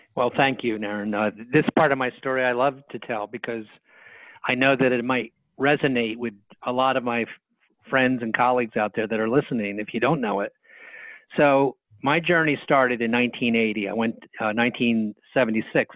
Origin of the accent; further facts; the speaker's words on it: Bridgeton, New Jersey, United States; also born or lived in Philadelphia; I went back to my hometown. The hometown is in southern New Jersey called Bridgeton. That's where I was born